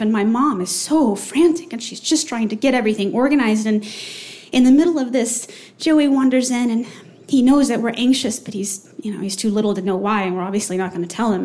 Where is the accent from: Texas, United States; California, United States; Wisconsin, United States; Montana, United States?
Texas, United States; moved away; fly home to Texas to be with my sweet, lovely five year old nephew